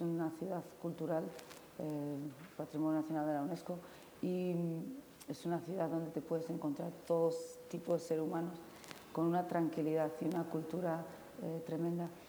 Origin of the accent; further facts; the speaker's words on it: San Sebastián, Basque Country, Spain; now in Fez, Morocco; yo nací en San Sebastián